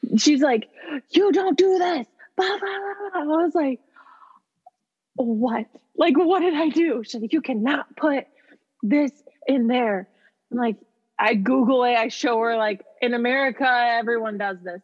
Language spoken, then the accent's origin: English; Midwest, United States; moved away; I'm from the Midwest.